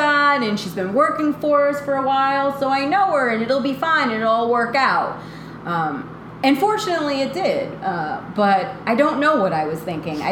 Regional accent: Rhode Island, United States; moved away as an adult; also born or lived in St. Augustine, Florida; I'm from Rhode Island

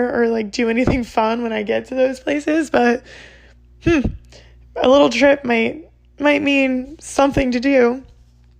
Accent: New Jersey, United States; also born or lived in Pennsylvania; I'm from Jersey, born and raised in Jersey

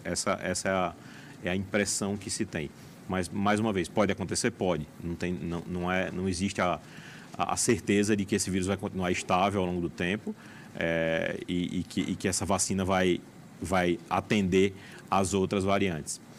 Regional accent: João Pessoa, Paraíba, Brazil; moved away as an adult; also born or lived in São Paulo / New York; now in Brasília, Brazil; Nasci em João Pessoa, fiz faculdade lá, depois fui para São Paulo, estudei lá na USP, depois no Sírio Libanês, vim para Brasília, daqui fui para Nova York, morei lá, voltei um pouco para cá

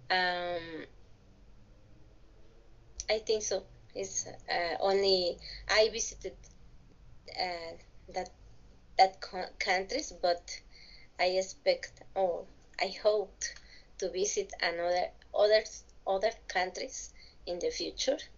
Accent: Villahermosa, Tabasco, Mexico; English is a second language; I was born in in a state of the Mexican Republic. I I'm from Tabasco, from Villahermosa

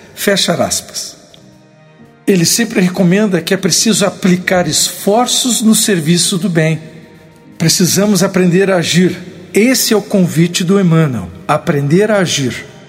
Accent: Porto Alegre, Rio Grande do Sul, Brazil; sou gaúcho de Porto Alegre

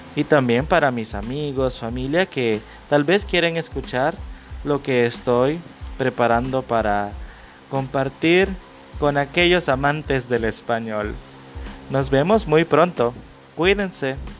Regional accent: El Salvador; Yo soy de El Salvador

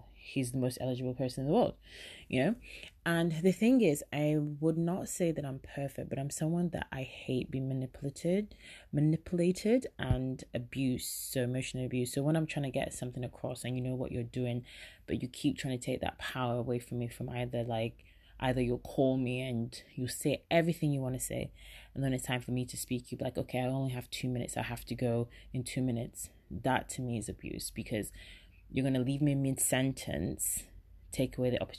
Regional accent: England, United Kingdom; but obviously I lived in England and born and bred

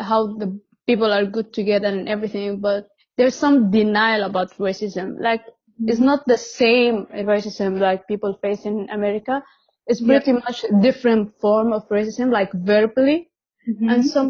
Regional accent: Damascus, Damascus Governorate, Syria; now in Doha, Qatar; I'm 22 years old. I was born in Damascus, Syria, then I moved out to Doha, Qatar currently.

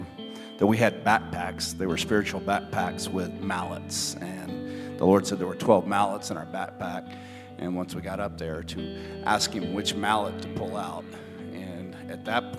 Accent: Texas, United States; we're from Texas

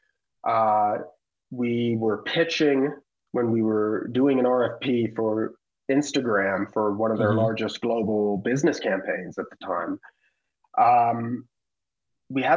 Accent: the Bay Area, California, United States; We're both from the Bay. We're both peninsula kids

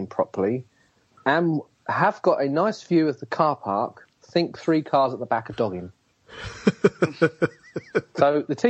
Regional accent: England, United Kingdom

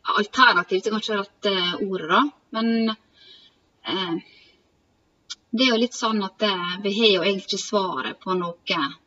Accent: Sykkylven, Møre og Romsdal, Norway; moved away as an adult; also born or lived in Volda; vi kommer fra Sykkylven, Møbelbygda

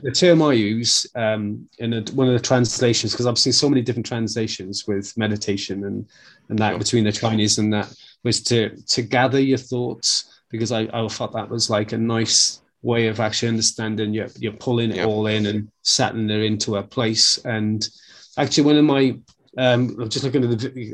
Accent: Wales, United Kingdom; being a Welshman

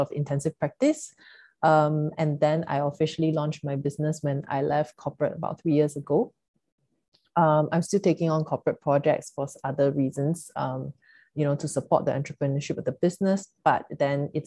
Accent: Singapore; growing up in Singapore, you know, like Chinese family

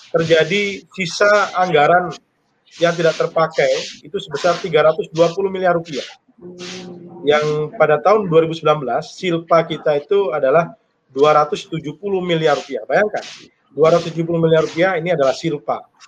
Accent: Bogor, West Java, Indonesia; kami warga Kota Bogor

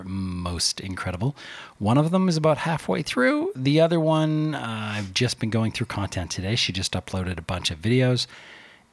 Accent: Canada; I'm Canadian

